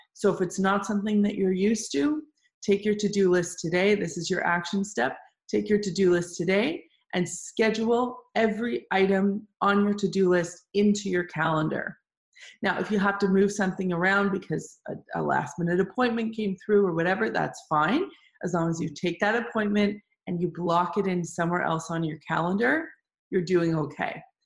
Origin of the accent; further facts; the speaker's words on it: Toronto, Ontario, Canada; we still have our boutique cleaning service running in Toronto, which is my hometown.